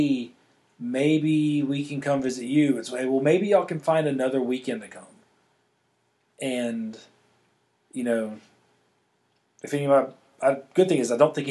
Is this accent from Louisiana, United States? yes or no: yes; Louisiana, United States; moved away; I'm born and raised in Louisiana